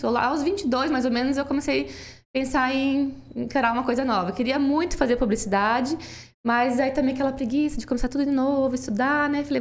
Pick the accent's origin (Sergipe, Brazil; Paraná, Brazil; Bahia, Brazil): Paraná, Brazil; Toledo; Sou de Toledo, nascida em Toledo.